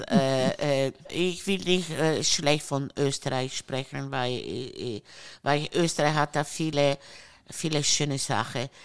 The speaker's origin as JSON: {"language": "German", "country": "Italy", "second_language": "German", "said": "Ich meine, äh, ich, ich, ich, bin Italiener."}